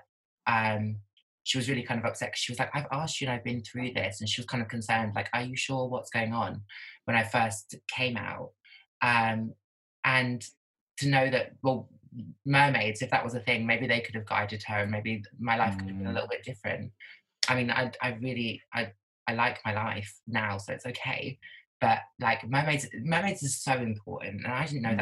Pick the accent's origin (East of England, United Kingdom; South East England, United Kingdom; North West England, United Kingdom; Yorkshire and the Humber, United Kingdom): East of England, United Kingdom; Norwich; now in London, United Kingdom; I'm not from London, so it's not diverse. I'm from Norwich. And but even more so, I was in school in a small town.